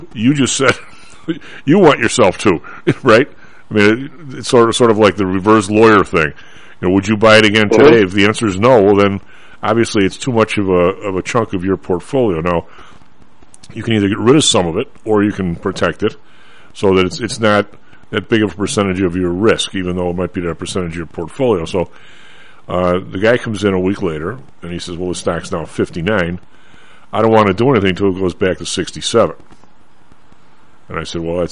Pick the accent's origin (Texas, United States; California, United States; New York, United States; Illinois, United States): Illinois, United States; Chicago; you and I grew up in Chicago